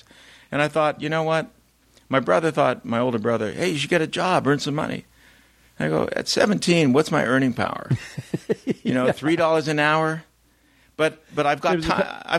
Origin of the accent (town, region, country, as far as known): Canada